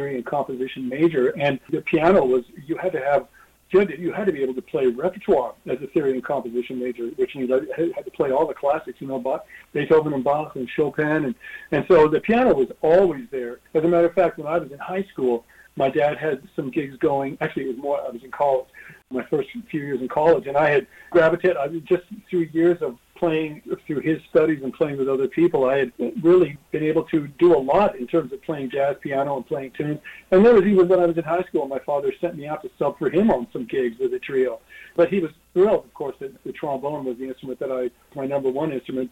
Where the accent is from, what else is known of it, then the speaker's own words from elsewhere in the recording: Denver, Colorado, United States; moved away as an adult; now in New York, United States; growing up in Denver